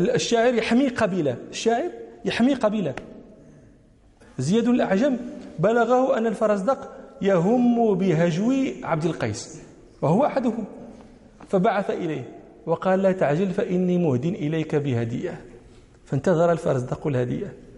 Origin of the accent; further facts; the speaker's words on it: Morocco; ونحن المغاربة